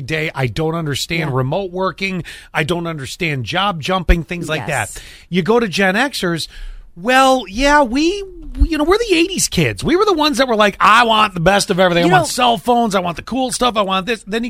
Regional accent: Buffalo, New York, United States; moved away; Buffalo, which is my hometown

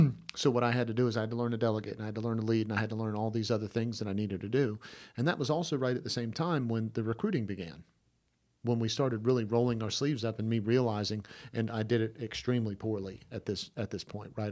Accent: Georgia, United States; I'm from Georgia.

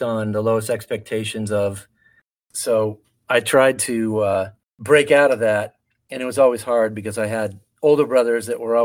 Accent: Tacoma, Washington, United States; I grew up in Tacoma, Washington, and I went to the most beautiful high school in the world

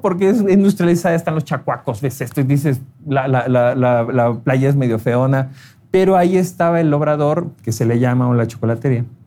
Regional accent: Mexico City, Mexico; yo soy oriundo de la Ciudad de México

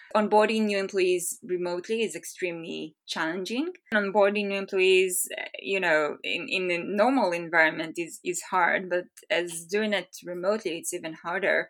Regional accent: Israel; moved away as an adult; now in Bay Area, United States; I'm originally from Israel. I relocated to the Bay Area last November

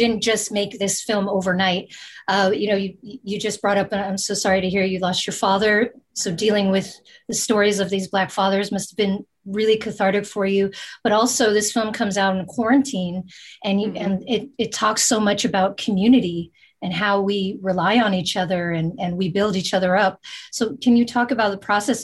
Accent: Bay Area, California, United States; we're from the Bay Area

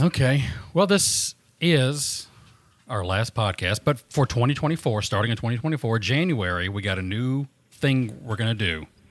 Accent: Southern America, United States; accent: Southern

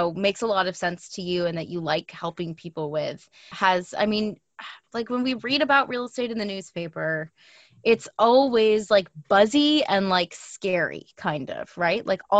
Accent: New York City, New York, United States; moved away as an adult; also born or lived in Montreal; now in Toronto, Canada; I am also not a native Torontonian. I'm from New York City, but I've been in Toronto for almost 6 years.

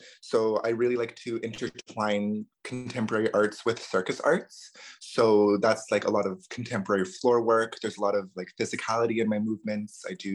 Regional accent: Ottawa, Ontario, Canada; also born or lived in Rankin Inlet, Nunavut; my family moved down to Ottawa when I was around 3 or 4 years old.

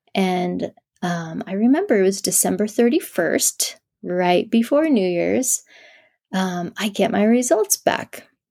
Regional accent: southern New Mexico, United States; I'm from New Mexico.

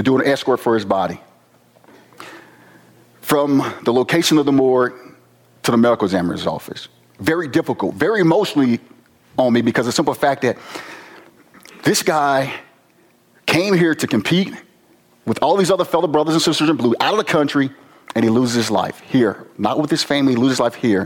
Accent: East St. Louis, Illinois, United States; I'm from Southern Illinois, East St. Louis

